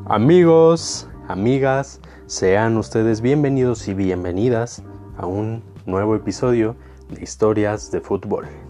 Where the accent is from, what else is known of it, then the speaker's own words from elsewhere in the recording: Mexico; los mexicanos